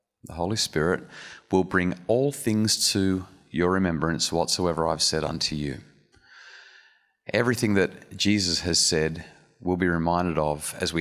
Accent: Wollongong, New South Wales, Australia; we're from Wollongong

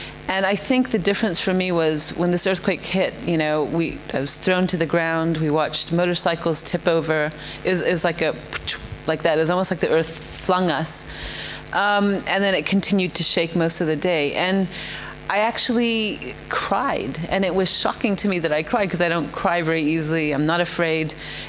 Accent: India; So I actually was born and raised in India, even though I'm not Indian.

